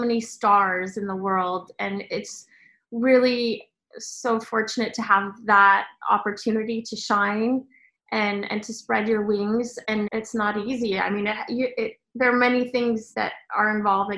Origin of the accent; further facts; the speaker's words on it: Sweden; moved away; I grew up in Sweden